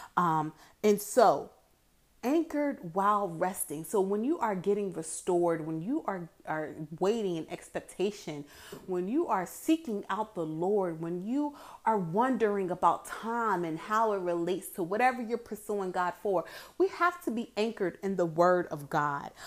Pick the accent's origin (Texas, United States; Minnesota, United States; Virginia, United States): Virginia, United States; Hampton Roads; growing up in Hampton Roads all my life